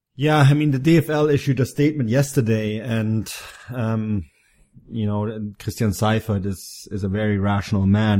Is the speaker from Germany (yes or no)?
yes; Bavaria, Germany; in Bavaria, my home state